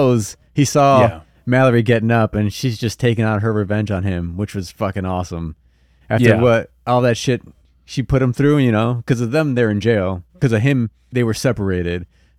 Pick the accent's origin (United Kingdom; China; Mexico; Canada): Mexico; Tlaquiltenango, Morelos; I'm from Morelos. Tlaquitenango.